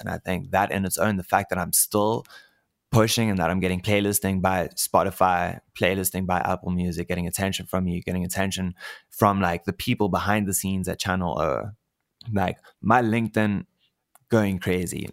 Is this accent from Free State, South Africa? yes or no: no; Cape Town, Western Cape, South Africa; moved away as an adult; now in Pretoria, South Africa; Move back to Cape Town. I'm actually from Cape Town